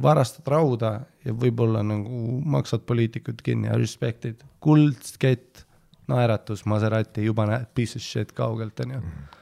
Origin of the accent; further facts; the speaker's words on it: Püünsi, Harju County, Estonia; also born or lived in Poland; ma käisin ju Püünsi põhikoolis